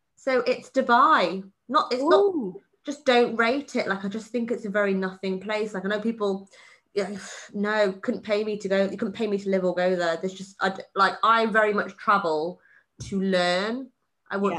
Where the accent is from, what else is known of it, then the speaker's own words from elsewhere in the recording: Wales, United Kingdom; I was born in Wales, so England counts as a foreign country in my eyes